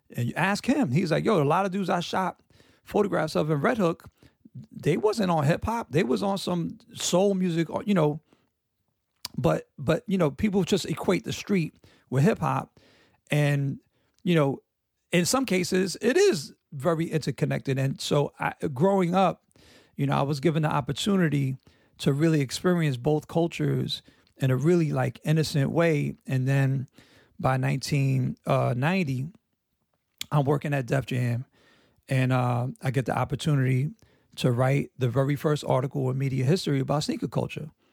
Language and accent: English; New York, United States; growing up in New York, uh, in the sixties and seventies